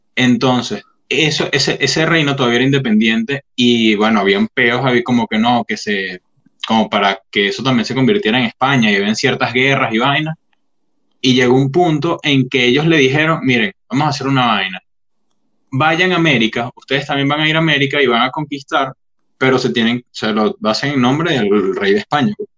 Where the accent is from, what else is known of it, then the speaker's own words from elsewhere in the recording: Venezuela; moved away as an adult; yo me fui de Venezuela en el 2017